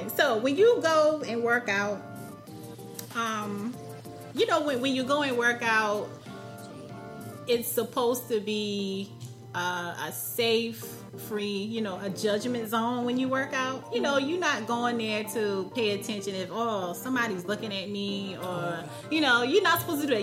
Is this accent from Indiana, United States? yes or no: no; South Carolina, United States; now in Raleigh, United States; I'm from South Carolina